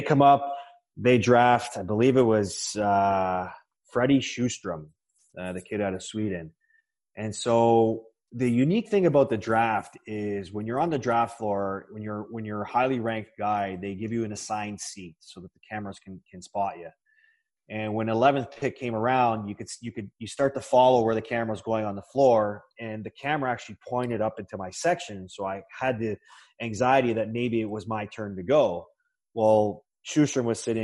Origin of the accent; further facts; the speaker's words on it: Toronto, Ontario, Canada; my hometown Maple Leafs team